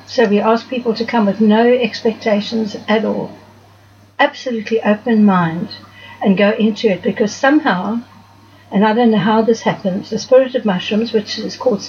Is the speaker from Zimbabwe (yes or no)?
yes; Zimbabwe; moved away as an adult; now in Cape Town, South Africa; I was born in Zimbabwe. Okay. At the time. But I left there when I was 19, which was in 1966.